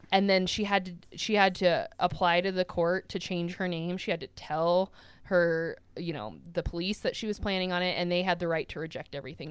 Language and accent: English; United States; I am American and I am white.